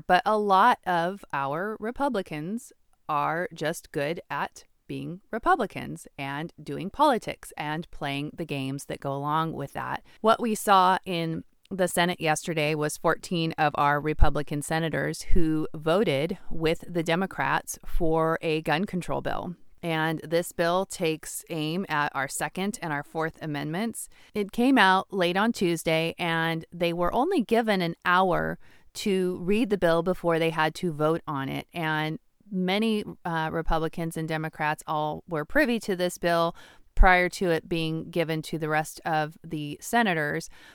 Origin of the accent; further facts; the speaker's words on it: United States; also born or lived in Washington (state); as the American people